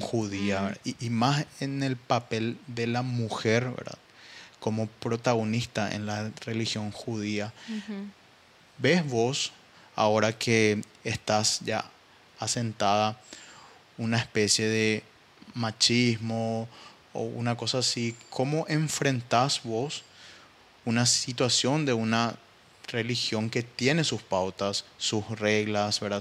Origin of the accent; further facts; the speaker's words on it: Paraguay; mayor enemigo ¿verdad? de un paraguayo es otro paraguayo, Y ahí te das cuenta que existe un, nivel de rivalidad entre nosotros